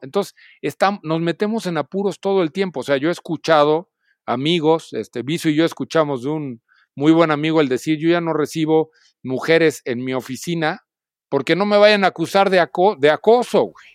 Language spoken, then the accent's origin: Spanish; Celaya, Guanajuato, Mexico; moved away as an adult; now in Mexico City, Mexico; nací en Celaya, Guanajuato